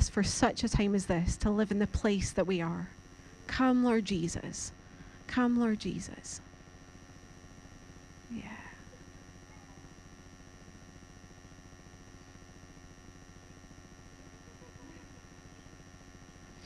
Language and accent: English; Scotland, United Kingdom; now in Carlisle, United Kingdom; I really do love Scotland. Like that's my homeland, that's where I'm from.